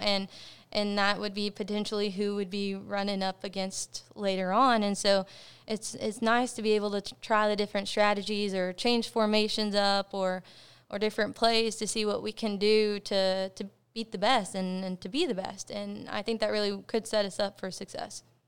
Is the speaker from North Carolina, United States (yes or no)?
no; Cleburne, Texas, United States; I was born and raised in Cleburne, Texas